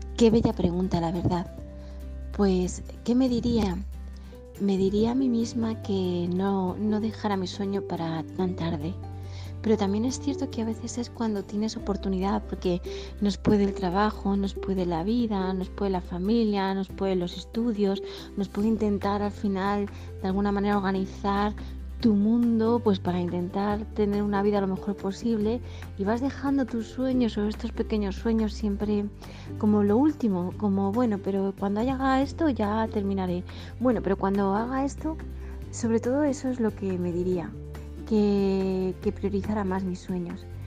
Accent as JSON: {"language": "Spanish", "town": "Madrid", "region": "Community of Madrid", "country": "Spain", "said": "soy de Madrid, España"}